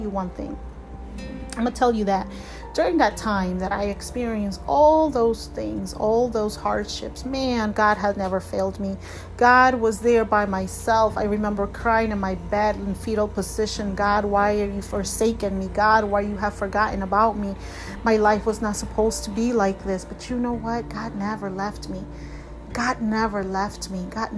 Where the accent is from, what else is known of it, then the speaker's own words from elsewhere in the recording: Peru; now in United States; I was born and I was raised in Peru. But right now, this is where I reside in the United States